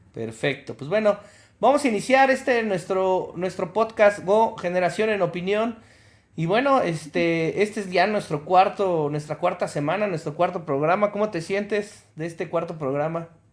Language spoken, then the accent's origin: Spanish; Mexico